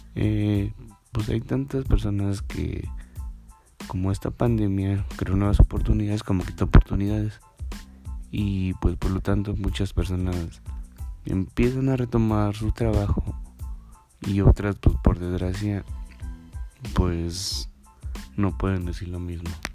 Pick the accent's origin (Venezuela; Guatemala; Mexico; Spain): Mexico; somos nosotros los mexicanos